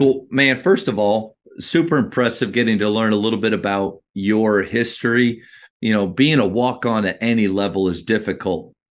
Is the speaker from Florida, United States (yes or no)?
no; Berwick, Pennsylvania, United States; also born or lived in Dallas-Fort Worth, Texas; now in Dallas, United States; I'm actually from Pennsylvania, uh, two hours north of Philly. Uh, that's where I grew up.